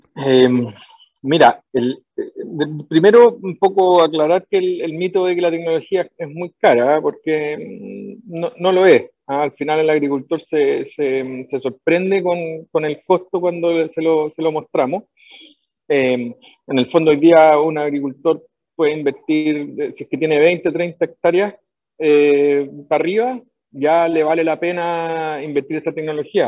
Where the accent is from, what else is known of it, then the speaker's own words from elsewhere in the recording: Viña del Mar, Valparaíso, Chile; moved away as an adult; also born or lived in California, United States; yo, soy de Viña del Mar